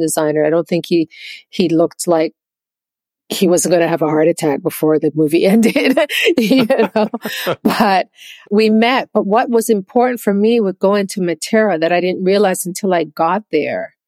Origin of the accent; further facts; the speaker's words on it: Jamaica; moved away; I'm Jamaican